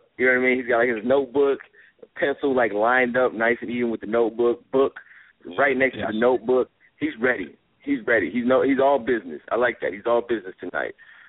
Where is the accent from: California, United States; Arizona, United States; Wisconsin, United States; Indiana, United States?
Wisconsin, United States; We all went to college here in Wisconsin, in the great state of Wisconsin. Devon works here. I live in Madison.